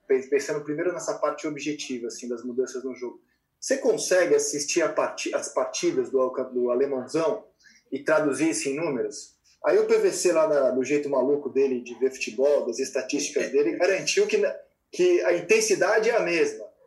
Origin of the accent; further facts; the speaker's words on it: São Paulo, Brazil; eu sou de São Paulo